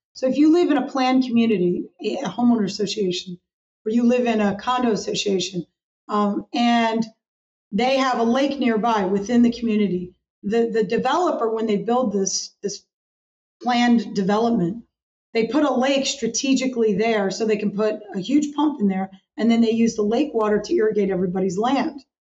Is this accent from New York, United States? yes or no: yes; Hudson Valley, Catskill Mountains, New York, United States; I grew up in the Hudson Valley, which is the Catskill Mountains, the base of the Catskill Mountains in New York